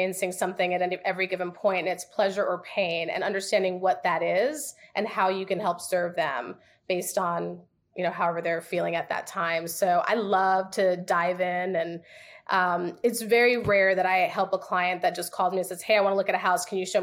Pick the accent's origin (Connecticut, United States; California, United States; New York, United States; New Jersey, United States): New York, United States; moved away; also born or lived in the South; I'm from New York, so honesty is like in my blood.